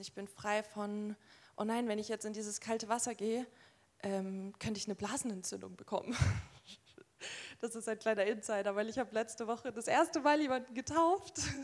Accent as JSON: {"language": "German", "town": "Nuremberg", "region": "Bavaria", "country": "Germany", "tie": "born or raised there", "said": "Ich bin in Nürnberg ähm, geboren und aufgewachsen"}